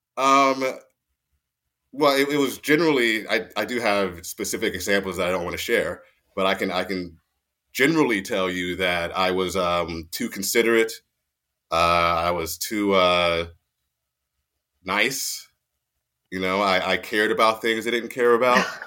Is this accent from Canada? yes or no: no; Mount Holly, New Jersey, United States; moved away as an adult; also born or lived in Fort Dix, New Jersey; born and raised in Mount Holly, New Jersey, uh, southern New Jersey, not northern New Jersey